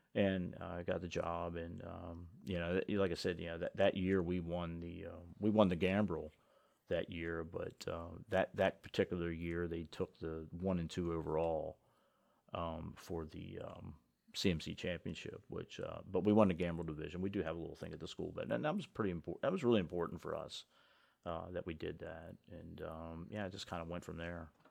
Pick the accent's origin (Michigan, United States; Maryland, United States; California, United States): Maryland, United States; Washington County; I grew up in Washington County